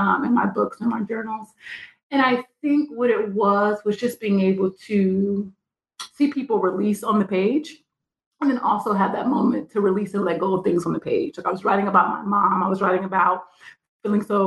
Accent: Columbus, Ohio, United States; moved away as an adult; now in Lawrence, United States; I'm originally from Columbus, Ohio.

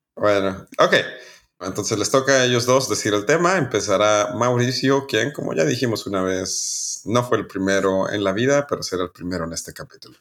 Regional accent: Chihuahua, Mexico; somos de Chihuahua, somos del norte

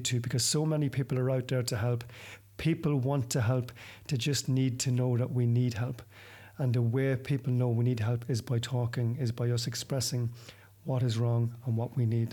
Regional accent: Ireland; I'm from the same town as you

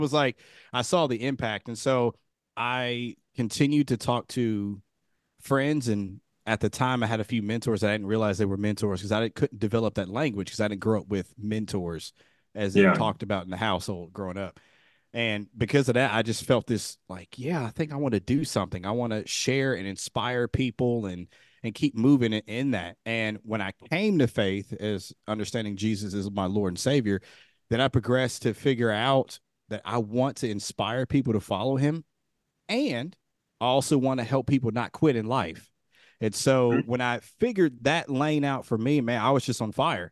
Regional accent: Dayton, Ohio, United States; moved away as an adult; also born or lived in Kentucky / Texas; I was born and raised in Dayton, Ohio.

